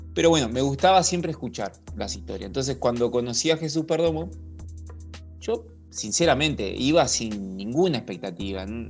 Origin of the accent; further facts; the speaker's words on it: Montevideo, Uruguay; also born or lived in La Paloma / Barra de Valizas, Rocha; now in Barra de Valizas, Uruguay; vivo en Balizas, pero mm, no nací en Balizas, este, nací en Montevideo